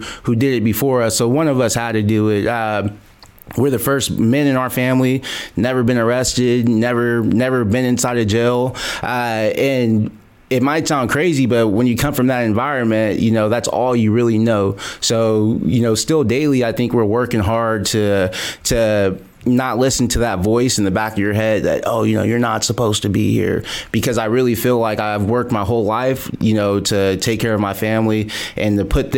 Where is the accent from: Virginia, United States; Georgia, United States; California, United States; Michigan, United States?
California, United States; Modesto; I'm born and raised in the Central Valley, born in Modesto, California